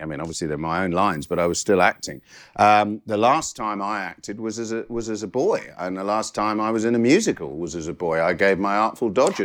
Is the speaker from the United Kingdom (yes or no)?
yes; Guildford, South East England, United Kingdom; also born or lived in Catford, London; We moved to Guildford in 1968. I was born in Catford